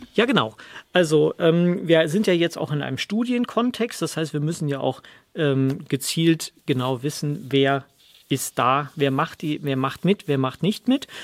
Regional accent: Rhineland, Germany; komme aus dem Rheinland

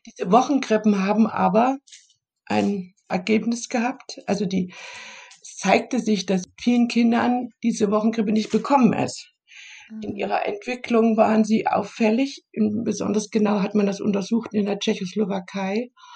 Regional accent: Germany; ich komme ja aus der DDR

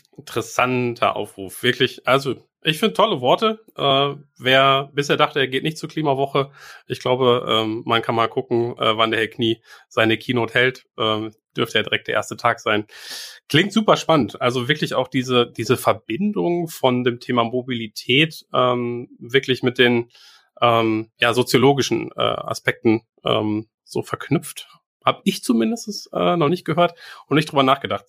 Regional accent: Bielefeld, North Rhine-Westphalia, Germany; selbst wirklich als geborener Bielefelder, als überzeugte Bielefelder, wir sind privat hier

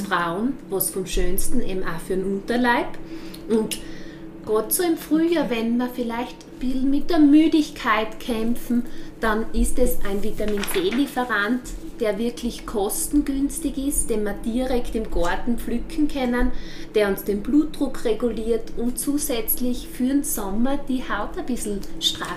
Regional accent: Austria; als Österreicher

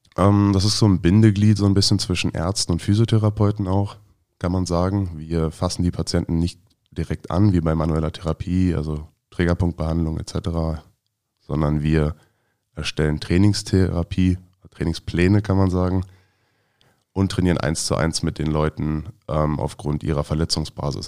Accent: Neuenhagen, Brandenburg, Germany; born or raised there; also born or lived in Frankfurt am Main, Hesse / Großziethen, Brandenburg / Berlin (Schöneberg); now in Potsdam, Germany

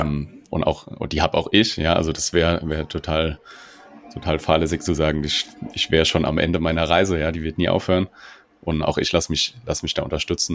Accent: Mainz area, Rhineland-Palatinate, Germany; accent: Hessian; moved away as an adult; now in Berlin, Germany; ich bin aus Berlin, äh, ursprünglich aus, aus dem Mainzer Raum. Man hört immer mal wieder meinen rein hessischen Dialekt

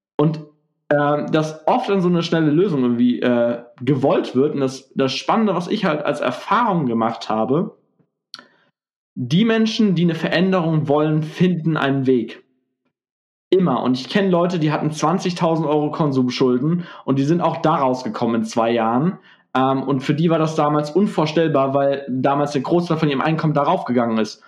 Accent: Gelsenkirchen, North Rhine-Westphalia, Germany; ich bin ja aus Gelsenkirchen

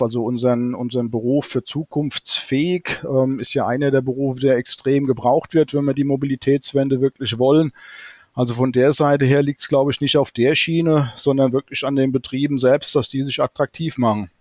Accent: Hesse, Germany; bei uns in Hessen

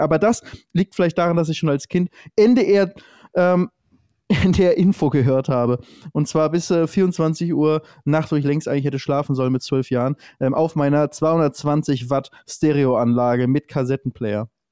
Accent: Lübeck, Schleswig-Holstein, Germany; Ich komme ja aus, aus dem Norden, aus Lübeck, so genauso wie du aus dem Norden, Norddeutscher

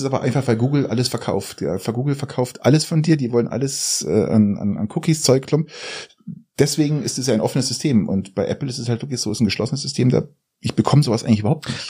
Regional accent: Garmisch-Partenkirchen, Bavaria, Germany; Ich komme aus Garmisch

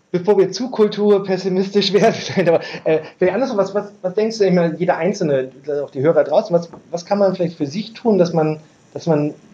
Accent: Berlin, Germany; ich, ich komme aus Berlin und Berlin ist doch, weiter weg.

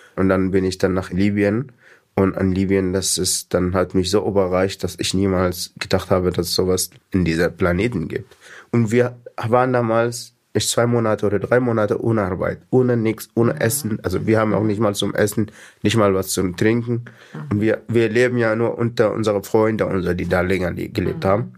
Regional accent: Sudan; German is a second language; moved away as an adult; also born or lived in Egypt / Libya; now in Eime, Germany; dann bin ich dann von Sudan nach Ägypten geflohen

